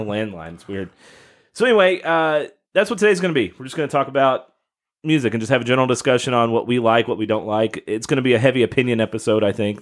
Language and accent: English; Kentucky, United States; my home state